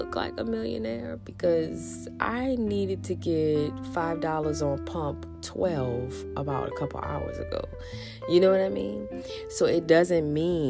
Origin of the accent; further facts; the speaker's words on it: New Orleans, Louisiana, United States; I'm from New Orleans